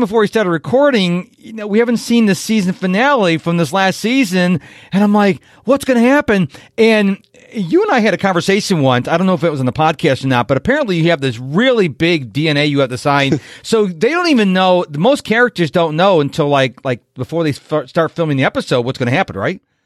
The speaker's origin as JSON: {"language": "English", "town": "Rochester", "region": "New York", "country": "United States", "tie": "born or raised there", "moved": "yes", "said": "my hometown of Rochester, New York"}